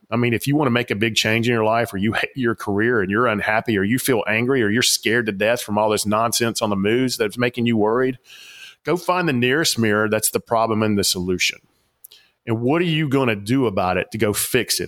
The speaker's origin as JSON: {"language": "English", "town": "Atlanta", "region": "Georgia", "country": "United States", "tie": "born or raised there", "said": "I grew up in the South Atlanta, big Coca-Cola place"}